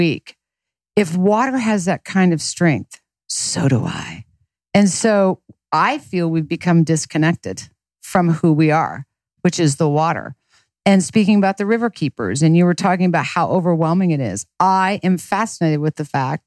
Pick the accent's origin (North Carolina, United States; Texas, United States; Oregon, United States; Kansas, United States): Kansas, United States; Lawrence; I was born and raised in Lawrence, Kansas